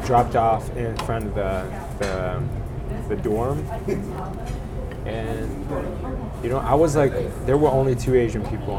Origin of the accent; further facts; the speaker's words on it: Hunan, China; moved away as an adult; now in Kingston, Canada; Well, I grew up in China. I was born and raised in Hunan, central part of China.